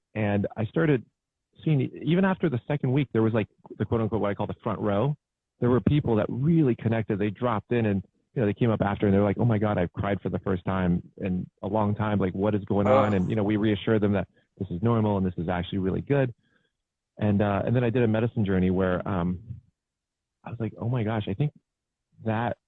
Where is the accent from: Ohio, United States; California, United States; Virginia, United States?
Ohio, United States; Cincinnati; moved away; I went to Sycamore